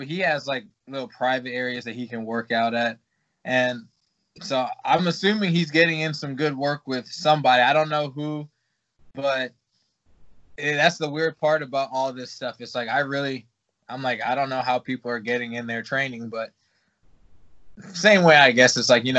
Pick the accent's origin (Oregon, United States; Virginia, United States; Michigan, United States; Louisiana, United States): Virginia, United States; I came from Virginia, and I was kind of – like, there were gyms that I went to, you know.